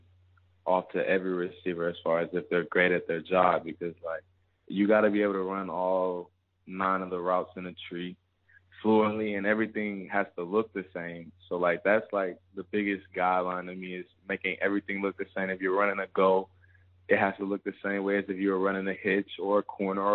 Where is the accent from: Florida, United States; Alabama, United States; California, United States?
Alabama, United States; also born or lived in Louisiana; Born in Louisiana, raised in Alabama